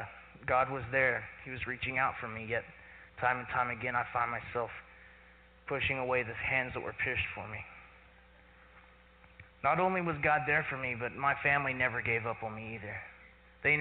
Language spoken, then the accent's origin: English; Claremore, Oklahoma, United States; I was born in Claremore and grew up in one of those normal American middle-class Christian families